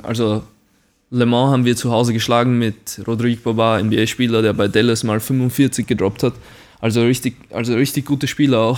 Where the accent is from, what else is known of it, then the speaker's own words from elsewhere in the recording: Güssing, Burgenland, Austria; accent: Burgenland dialect; now in Braunschweig, Germany; ich bin aus Güssing